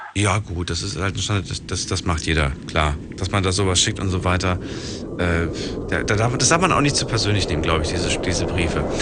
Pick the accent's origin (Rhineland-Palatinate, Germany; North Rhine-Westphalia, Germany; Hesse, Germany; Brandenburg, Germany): Rhineland-Palatinate, Germany; Ludwigshafen; Ich komme aus Ludwigshafen